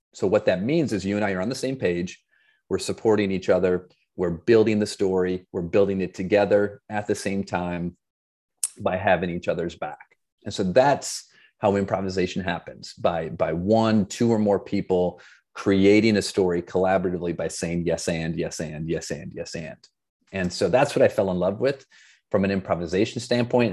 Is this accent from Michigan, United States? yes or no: yes; Flint, Michigan, United States; I grew up in Flint, Michigan